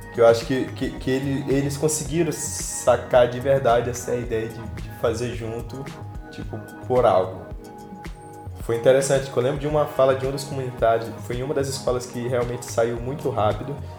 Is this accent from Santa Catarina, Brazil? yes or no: no; Anamã, Amazonas, Brazil; also born or lived in Manacapuru; Então, eu sou de Anamã, da cidade de Anamã. Fica uns 170 quilômetros de Manaus.